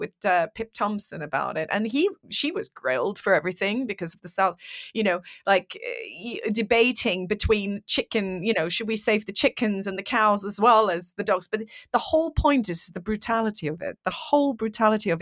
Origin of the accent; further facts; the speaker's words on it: Iran; moved away; I'm from Iran